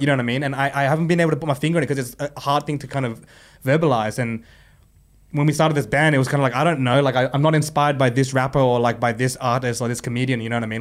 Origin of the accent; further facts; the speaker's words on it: Sydney, New South Wales, Australia; we grew up in Sydney